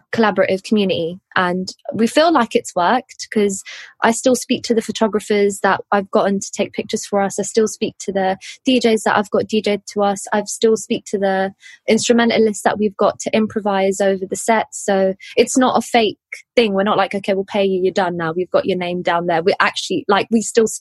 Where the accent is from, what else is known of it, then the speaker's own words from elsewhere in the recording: London, United Kingdom; I'm from West London, born and bred